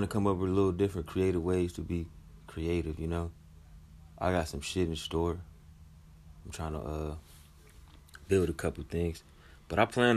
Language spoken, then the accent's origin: English; Michigan, United States; I'm from Michigan